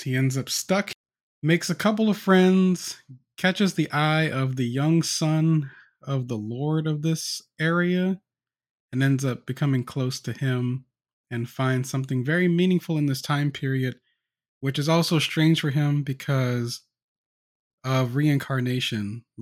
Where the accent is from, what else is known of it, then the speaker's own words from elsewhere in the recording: the South, United States; I'm black, and I'm from the U S, and I grew up in the South